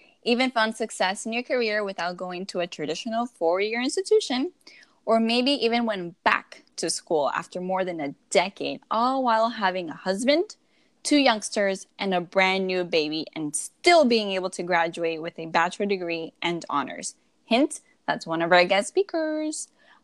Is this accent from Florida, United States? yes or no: yes; Miami, Florida, United States; moved away as an adult; also born or lived in Seattle area, Washington; now in Seattle, United States; we both were born and raised in El Calorcito de Miami, Florida